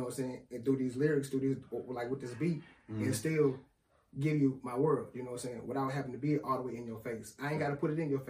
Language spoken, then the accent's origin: English; Lansing, Michigan, United States; moved away; I'm from Lansing, Michigan, bro.